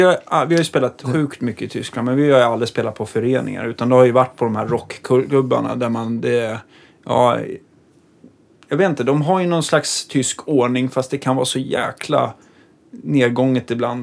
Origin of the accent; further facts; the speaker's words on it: Stockholm, Stockholm County, Sweden; som stockholmare